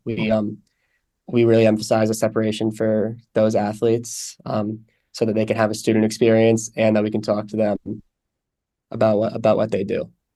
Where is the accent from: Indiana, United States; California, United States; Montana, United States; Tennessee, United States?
California, United States; San Francisco; moved away as an adult; I'm from San Francisco originally